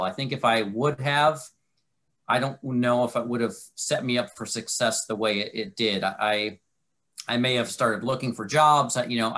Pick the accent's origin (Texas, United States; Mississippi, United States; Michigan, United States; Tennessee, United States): Michigan, United States; moved away as an adult; I'm from Michigan originally.